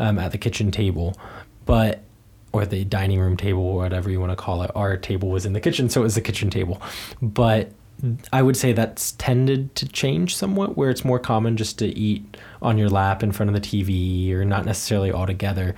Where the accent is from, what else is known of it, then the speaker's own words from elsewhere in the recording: United States; also born or lived in Germany; I'm an American living in the US.